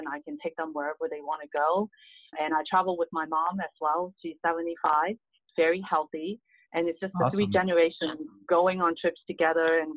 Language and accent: English; Hong Kong; English is a second language; moved away as an adult; now in United States; I grew up in Hong Kong